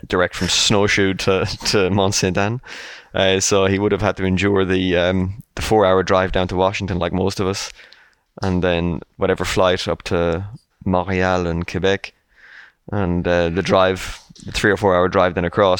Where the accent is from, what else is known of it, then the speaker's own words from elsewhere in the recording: Ireland; as an Irishman myself